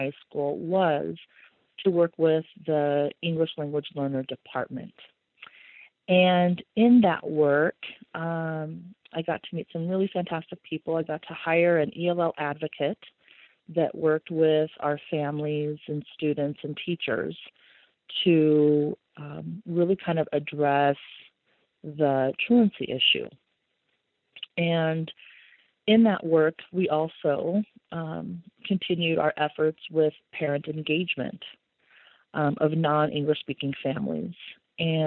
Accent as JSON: {"language": "English", "region": "Nebraska", "country": "United States", "tie": "born or raised there", "said": "I was born and raised here in Nebraska, and my heritage, my lineage is from Mexico"}